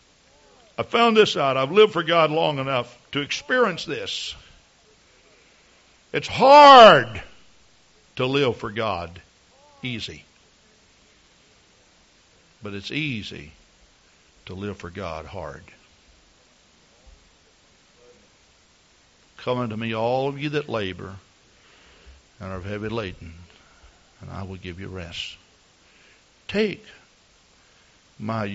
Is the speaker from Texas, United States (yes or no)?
yes; Texas, United States; moved away; I come from Texas